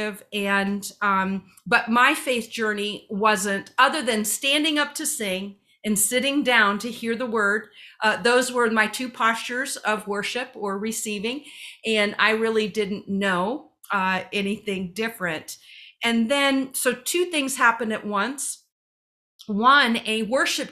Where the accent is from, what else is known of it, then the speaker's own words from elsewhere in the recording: Ohio, United States; I'm from Ohio